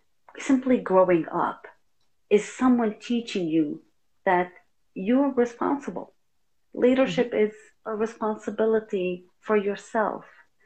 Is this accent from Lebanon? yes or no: yes; Lebanon; because we came from Lebanon originally